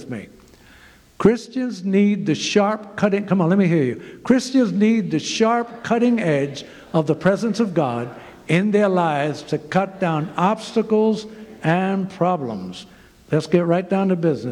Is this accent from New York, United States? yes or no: yes; New York City, New York, United States; moved away as an adult; also born or lived in Zimbabwe; I'm from New York City.